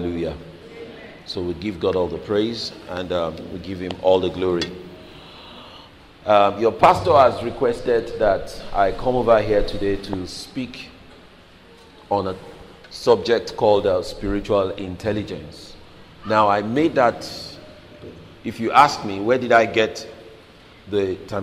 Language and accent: English; Lagos, Nigeria; now in United Kingdom; I grew up in Lagos